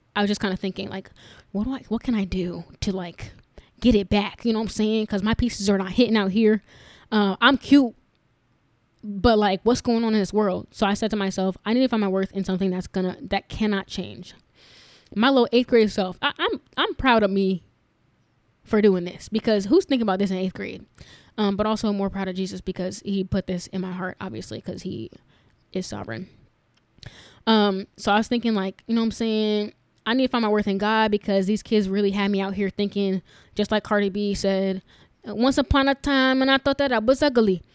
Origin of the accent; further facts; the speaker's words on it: New York, United States; moved away; growing up in New York, a very diverse area